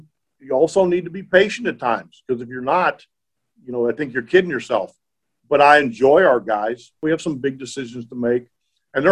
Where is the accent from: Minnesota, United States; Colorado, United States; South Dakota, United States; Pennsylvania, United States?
Pennsylvania, United States; New Brighton; moved away; also born or lived in Tucson, Arizona; I grew up in New Brighton, Pennsylvania